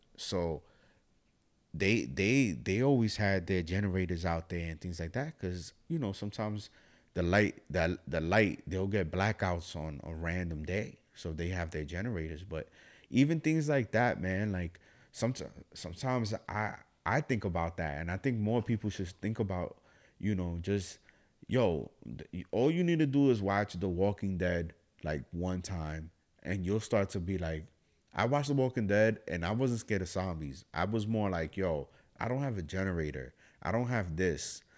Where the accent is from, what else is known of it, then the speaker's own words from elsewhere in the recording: New York City, New York, United States; I'm from the Bronx, New York